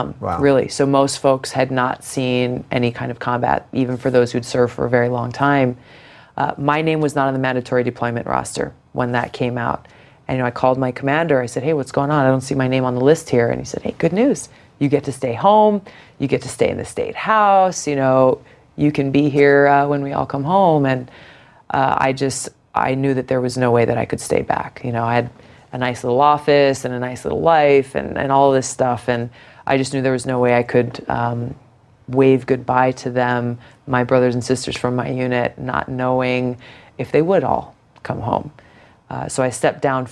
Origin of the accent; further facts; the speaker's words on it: Hawaii, United States; growing up in Hawaii